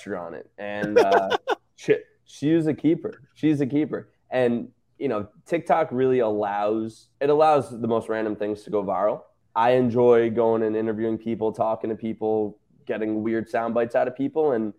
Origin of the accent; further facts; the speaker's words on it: New York, United States; I'm from New York